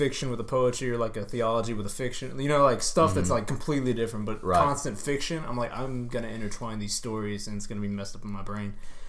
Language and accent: English; Texas, United States; we are from Texas